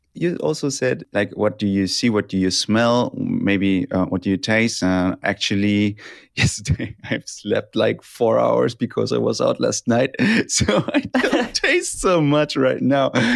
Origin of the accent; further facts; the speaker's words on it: Germany; English is a second language; I'm from Germany